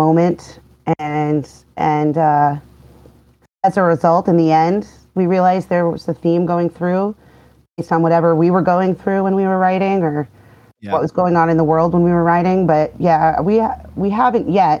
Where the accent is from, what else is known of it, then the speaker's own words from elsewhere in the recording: New York City, New York, United States; I'm from New York. I was born and raised in Manhattan